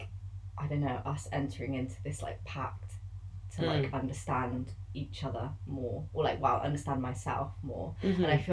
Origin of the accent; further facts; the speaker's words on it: West Midlands, United Kingdom; I am Malaysian, Chinese, and Irish, but I was born and raised in the West Midlands